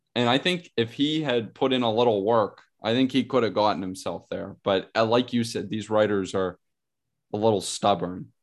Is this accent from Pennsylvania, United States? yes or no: yes; Pittsburgh, Pennsylvania, United States; growing up in Pittsburgh